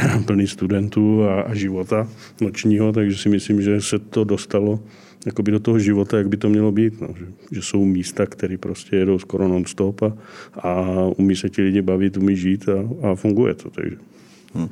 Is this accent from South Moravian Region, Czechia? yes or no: yes; Brno, South Moravian Region, Czechia; also born or lived in Čeladná; Já jsem původem z Brna, nebo ze Střelicu Brna.